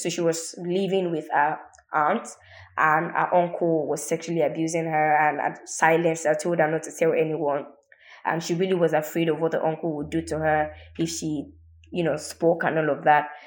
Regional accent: Ibadan, Oyo, Nigeria; I grew up in Ibadan. Um, Ibadan is in the southwest of Nigeria

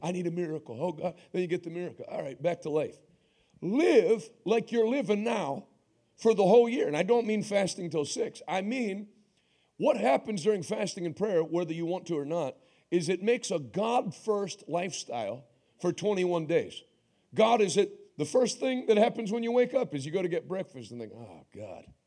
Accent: United States; I'm an American.

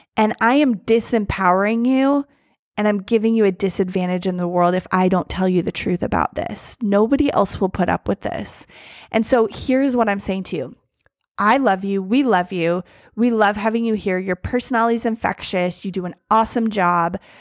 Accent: United States; me, as an American

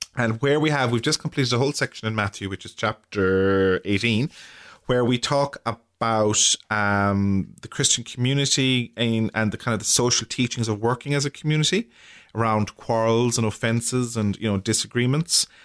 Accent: Ireland; as Irish people, and how we have, or how we deal with grief as, as a community in, in our culture

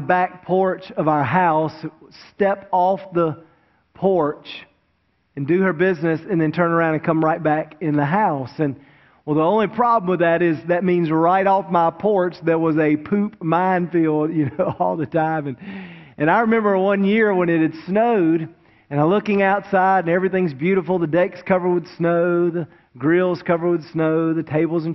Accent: Wilmington, North Carolina, United States; now in Greensboro, United States; I grew up down in Wilmington, right on the coast, and of course it never snows in Wilmington

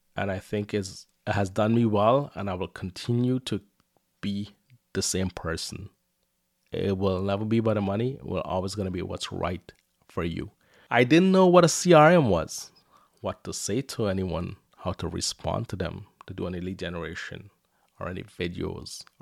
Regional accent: Guyana; now in Windsor, Canada; I was born in Guyana, South America, and life was tough for me and my family.

